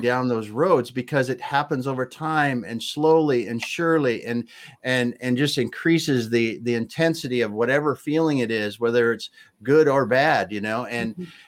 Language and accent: English; Midwest, United States; I grew up in the Midwest